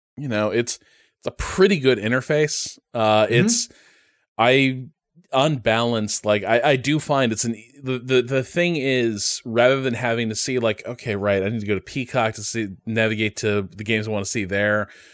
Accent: Chicago, Illinois, United States; I grew up in Chicagoland.

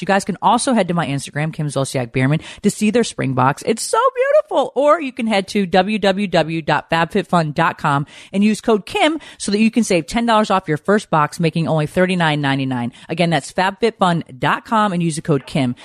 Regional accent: Connecticut, United States; I grew up in Connecticut

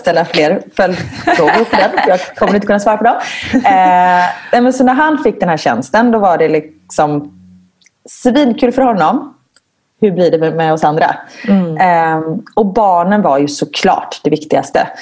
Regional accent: Gothenburg, Västra Götaland, Sweden; moved away as an adult; now in Belgium; jag kommer från Göteborg

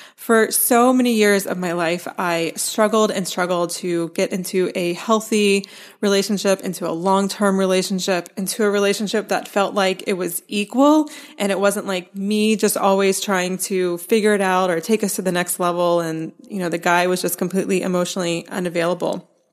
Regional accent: Asheville, North Carolina, United States; moved away; my hometown of Asheville, North Carolina

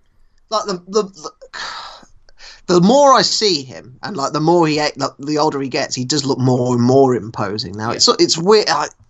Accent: England, United Kingdom; where in the country we grew up in England

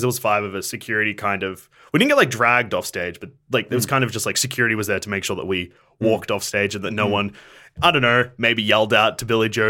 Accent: Bendigo, Victoria, Australia; we're from Bendigo.

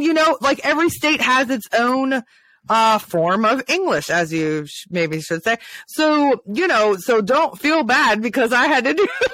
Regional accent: Maryland, United States; also born or lived in Ohio; So I came from the North and I moved to the South. So even moving from Ohio, so Maryland to Ohio, which is not that far away, it's like 300 something miles. Nobody understood what I was saying because I talked in the slang that was in Maryland.

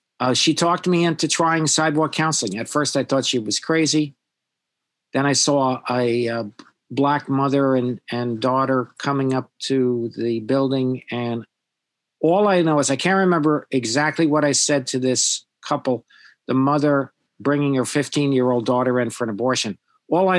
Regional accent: New York City, New York, United States; also born or lived in Manhattan / Boston / England; I am from New York. I was born in Manhattan, raised on Staten Island

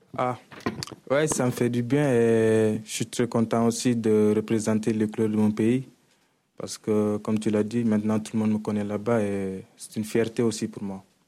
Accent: Senegal; moved away as an adult; now in Marseille, France; je suis un Sénégalais et je joue à l'Olympique de Marseille

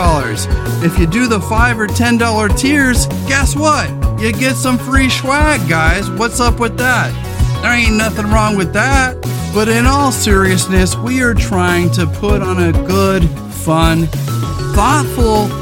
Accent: California, United States; as a Californian

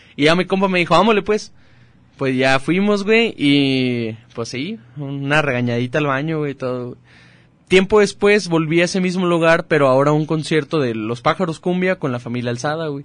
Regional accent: Chapala, Jalisco, Mexico; soy de Chapala

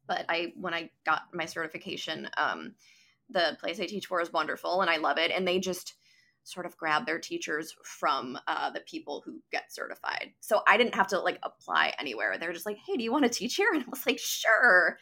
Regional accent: Neenah, Wisconsin, United States; I was born and raised in Neenah

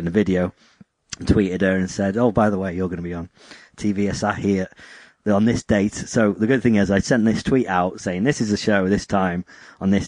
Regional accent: United Kingdom

